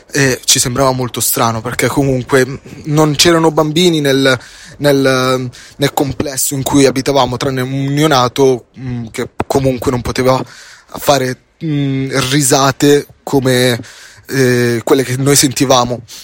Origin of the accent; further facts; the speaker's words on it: Palermo, Sicily, Italy; in siciliano perché io sono palermitano